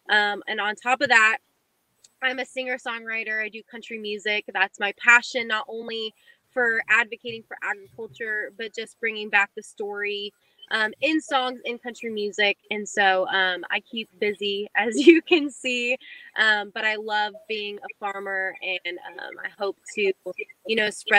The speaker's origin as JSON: {"language": "English", "town": "Fresno", "region": "California", "country": "United States", "moved": "yes", "lives_now": "Middle Tennessee, United States", "said": "We're originally from Fresno, California. We were dairy farmers there for the first 80 years, I guess."}